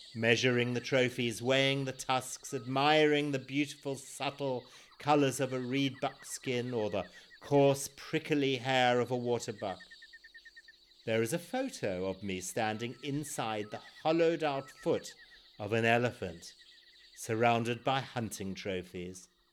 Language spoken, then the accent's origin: English; Zimbabwe; born or raised there